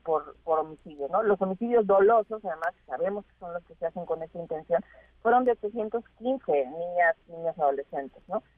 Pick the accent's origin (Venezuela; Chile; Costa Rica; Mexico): Mexico; como sociedad mexicana